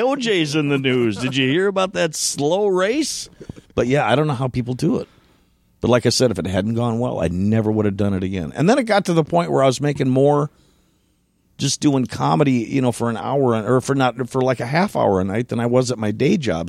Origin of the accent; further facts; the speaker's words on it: Elk River, Minnesota, United States; I was born in Elk River, Minnesota